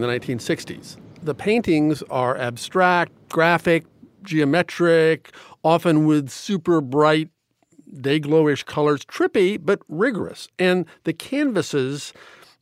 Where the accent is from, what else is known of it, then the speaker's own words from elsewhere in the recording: New York, United States; As a New Yorker